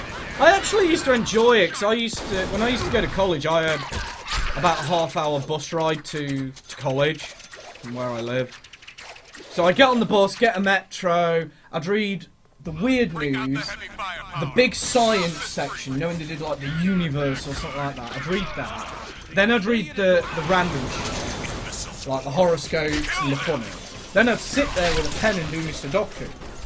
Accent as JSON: {"language": "English", "region": "Wales", "country": "United Kingdom", "said": "I'm from Wales, so aren't we meant to hate each other?"}